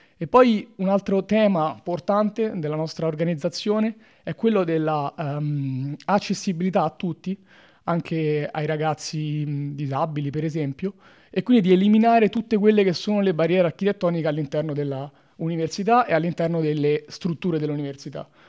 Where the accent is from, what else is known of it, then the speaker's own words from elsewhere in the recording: Latina, Lazio, Italy; moved away as an adult; now in Trento, Italy; vengo da Latina, ridente eh, località spesso all'ombra